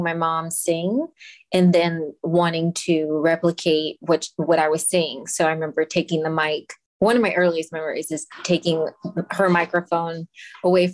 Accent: Los Angeles, California, United States; I was actually born and raised in Los Angeles

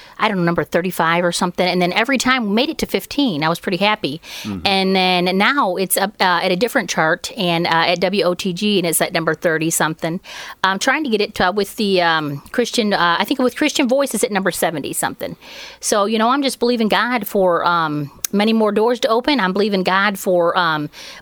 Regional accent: Michigan, United States; now in Andersonville, United States; Originally from Michigan, but right now we live in Andersonville, which is about 35 miles northeast of Knoxville

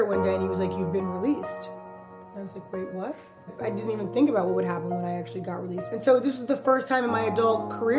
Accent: New York, United States; I'm from New York. I grew up in Harlem

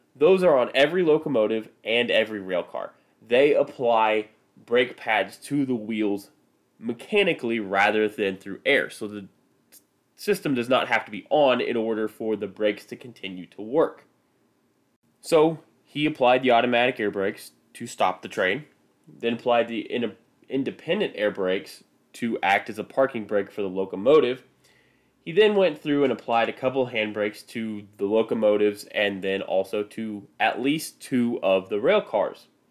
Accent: Midwest, United States; accent: Midwestern; I am from the Midwest, and French words slash French names do not do so well with my Midwestern accent

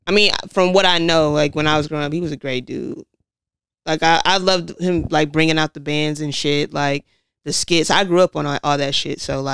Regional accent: Detroit, Michigan, United States; also born or lived in Southfield, Michigan; I was born in Detroit. My mom was a single mother, so I was raised between her and my grandmother on Grand. That's Dexter. So I was bounced around between there and Southfield a lot. I just never went to DPS schools.

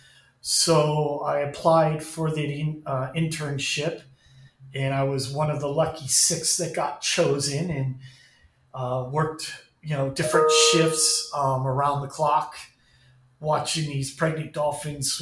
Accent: Ventura County, California, United States; moved away as an adult; also born or lived in Los Angeles County, California / Hawaii; now in Florida, United States; Grew up in Ventura County

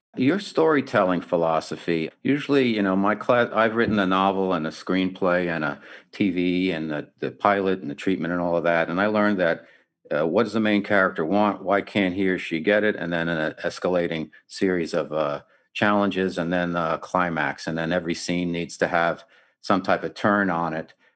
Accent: New York City, New York, United States; now in San Diego, United States; I come from New York City

